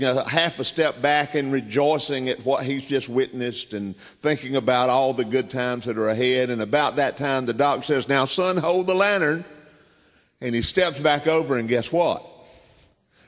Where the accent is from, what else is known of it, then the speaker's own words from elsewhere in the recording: Southern United States, United States; accent: Southern; I'm a Southerner. I tell people I'm bilingual. I speak English and Southern, and Southern's my native tongue